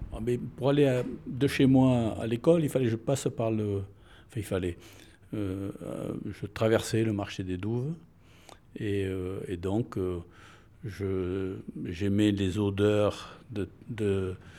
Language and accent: French; Bordeaux, Nouvelle-Aquitaine, France; je suis né au Capucin, plutôt euh, à l'hôpital